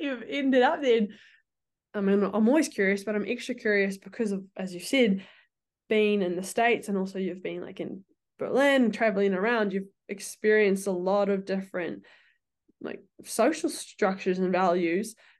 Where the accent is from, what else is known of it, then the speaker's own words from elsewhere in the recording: New Zealand; moved away; we're from New Zealand